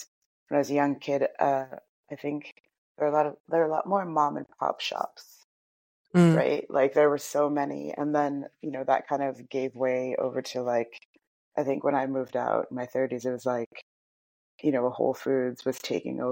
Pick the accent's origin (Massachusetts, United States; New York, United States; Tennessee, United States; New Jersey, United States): New York, United States; moved away; Born and raised in New York